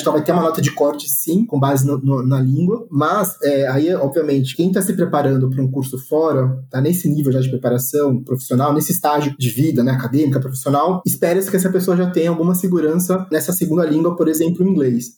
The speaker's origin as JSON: {"language": "Portuguese", "country": "Brazil", "said": "a gente não é nativo, a gente é brasileiro."}